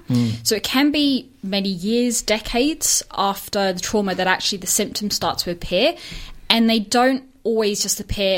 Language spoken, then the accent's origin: English; Northern Ireland, United Kingdom; moved away as an adult; now in Melbourne, Australia; I'm, as you probably tell from my accent, wasn't brought up here. So I'm Australian, but was brought up in the UK. Mm-hmm. So whilst I was over there, I was in Northern Ireland. That's where I'd spent most of my time.